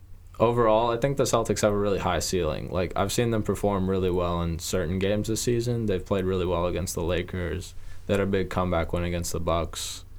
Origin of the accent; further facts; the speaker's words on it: Croatia; He's a Croatian soccer player, so I'd put him at the top because I'm from Croatia.